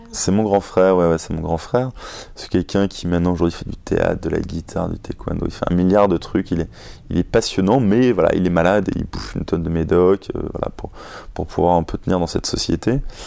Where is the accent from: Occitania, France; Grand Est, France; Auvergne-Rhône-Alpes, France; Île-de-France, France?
Île-de-France, France; Paris; moi, je suis parisien